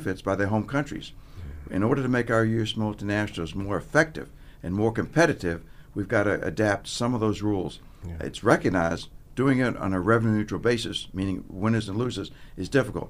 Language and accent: English; Virginia, United States; also born or lived in Washington, D.C.; I'm from Virginia, so I went to college in Virginia at Washington Lee.